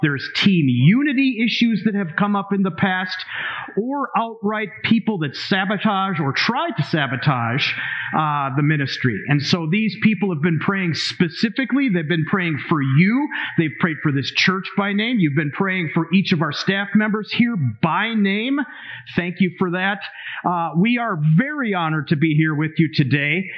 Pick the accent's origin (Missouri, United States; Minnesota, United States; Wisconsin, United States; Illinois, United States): Minnesota, United States; I'm from Minnesota